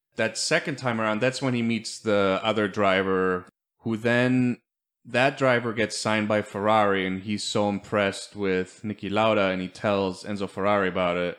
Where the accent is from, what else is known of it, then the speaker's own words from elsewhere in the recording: Germany; moved away; we grew up with him in Germany